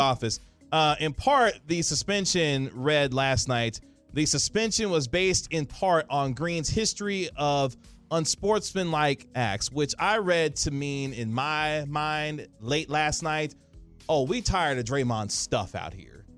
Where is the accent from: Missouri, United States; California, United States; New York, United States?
Missouri, United States; Kansas City; now in Dallas, United States; my hometown of Kansas City, Missouri